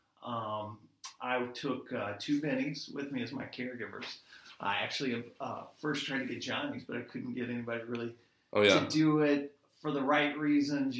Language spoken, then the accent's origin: English; Pensacola, Florida, United States; moved away as an adult; I'm originally from Pensacola, Florida, so I don't have family around here